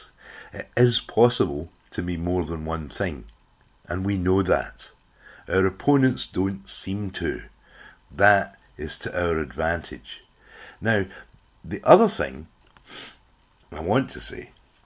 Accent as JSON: {"language": "English", "town": "Clydebank", "region": "Scotland", "country": "United Kingdom", "tie": "born or raised there", "also_born_or_lived": "Glasgow", "moved": "as an adult", "lives_now": "Australia", "said": "I was born in Glasgow, brought up in Clydebank, and became a Thatcher economic refugee. I ended up in Australia"}